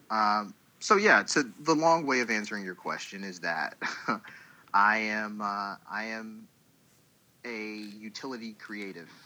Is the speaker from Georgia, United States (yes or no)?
yes; Douglasville, Georgia, United States; also born or lived in Columbus, Ohio; born in Columbus, Ohio, but Atlanta, Georgia has always been home. More specifically, Douglasville